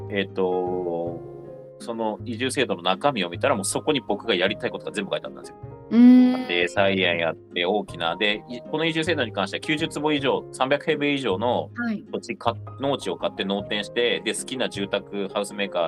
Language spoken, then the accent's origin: Japanese; rural Miyagi, Japan; moved away as an adult; also born or lived in Kanagawa; now in Hannō, Japan; もともと僕も奥さんも地元一緒なんですよ、はい、高校から知り合いなので、うん、で、えっと、2人とも宮城の田舎出身なんですよ。